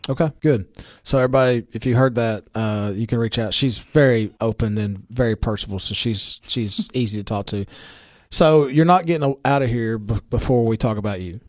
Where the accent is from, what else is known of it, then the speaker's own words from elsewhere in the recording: Baxter, Tennessee, United States; I'm from Baxter and I'm a county commissioner